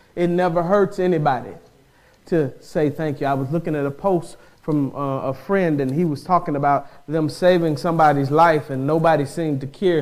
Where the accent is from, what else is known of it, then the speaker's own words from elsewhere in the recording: the South, United States; I'm from the South